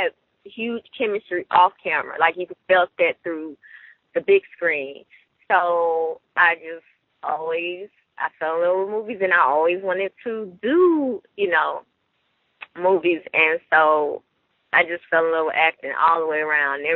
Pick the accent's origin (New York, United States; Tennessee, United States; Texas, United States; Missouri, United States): Tennessee, United States; Memphis; moved away; also born or lived in Detroit; I'm actually from Memphis, Tennessee